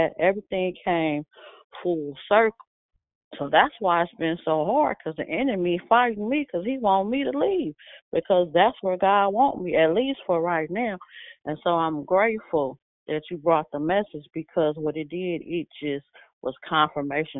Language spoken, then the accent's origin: English; San Francisco, California, United States; I grew up in San Francisco